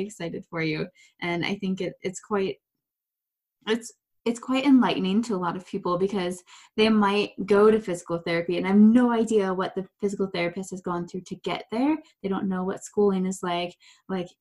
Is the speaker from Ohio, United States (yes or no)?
yes; Ohio, United States; I lived right by Cedar Point, you know, that's where I grew up in Ohio